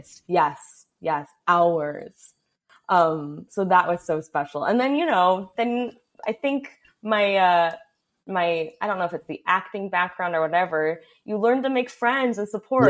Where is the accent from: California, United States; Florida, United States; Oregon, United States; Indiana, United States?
California, United States; Los Angeles; I was only aware of the things in my surroundings in, you know, Studio City area